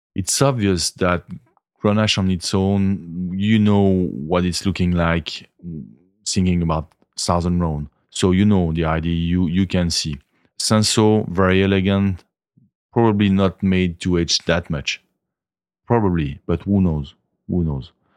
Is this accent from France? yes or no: yes; the Alps, Auvergne-Rhône-Alpes, France; English is a second language; now in Bandol, France; I'm from the Alps. I moved down south